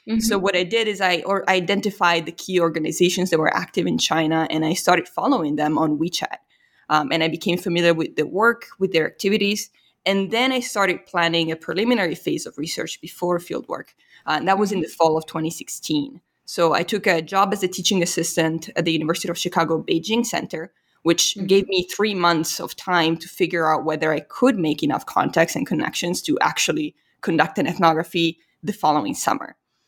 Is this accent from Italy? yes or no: yes; Italy; So whenever I revealed that I was from Italy, there was just this immediate cultural recognition